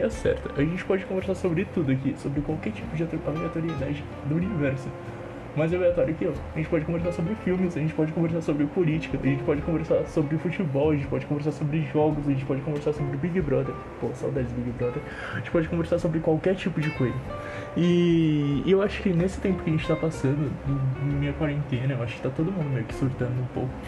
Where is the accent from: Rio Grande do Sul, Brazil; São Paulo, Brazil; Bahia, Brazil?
São Paulo, Brazil; Araraquara; eu tenho 23 anos, sou de Araraquara